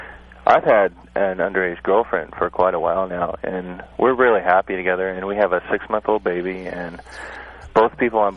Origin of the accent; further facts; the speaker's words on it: Oregon, United States; I'm from Oregon